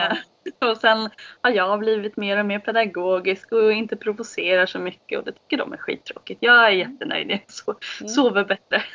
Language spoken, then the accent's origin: Swedish; Norrköping, Östergötland, Sweden; jag bor eh, på mina föräldrars gård utanför Norrköping, på Vikbolandet. Ehm, jag har bott här i hela mitt liv.